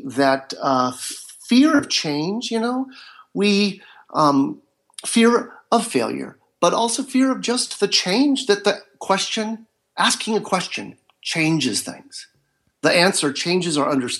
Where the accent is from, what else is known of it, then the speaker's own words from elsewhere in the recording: Marin County, Northern California, United States; now in Southern California, United States; I live in Southern California, and I was raised in Northern California in Marin County.